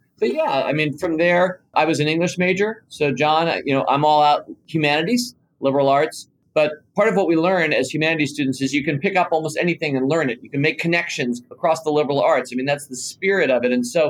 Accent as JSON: {"language": "English", "town": "Washington", "region": "District of Columbia", "country": "United States", "tie": "born or raised there", "also_born_or_lived": "Southborough, Massachusetts / Chapel Hill, North Carolina", "said": "I was born into a family here in Washington, D.C., which is kind of the area where the Motley Fool remains based 26 years later. But my brother and sister and I grew up right in Washington, D.C."}